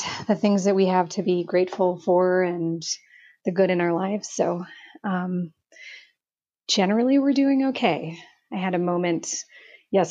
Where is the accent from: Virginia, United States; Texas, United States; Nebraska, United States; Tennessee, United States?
Nebraska, United States; Omaha; I was born and raised in Omaha, Nebraska